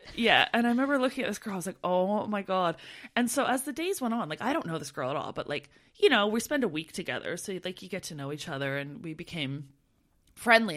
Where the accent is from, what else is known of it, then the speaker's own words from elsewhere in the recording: Canada; moved away as an adult; we're from Canada